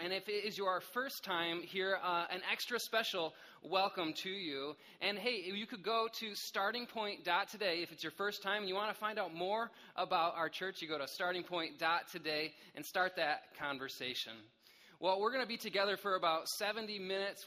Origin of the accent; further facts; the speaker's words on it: Michigan, United States; I grew up in Michigan